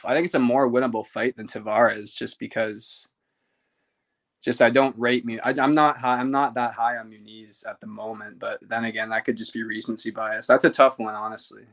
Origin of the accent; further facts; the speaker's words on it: Ottawa, Ontario, Canada; I'm very Canadian